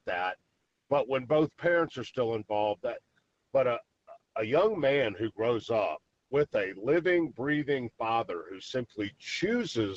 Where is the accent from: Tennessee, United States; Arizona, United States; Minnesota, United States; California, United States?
Tennessee, United States; Memphis; grew up in Memphis, born and raised in Memphis. Memphis guy, went to Ole Miss, came back to Memphis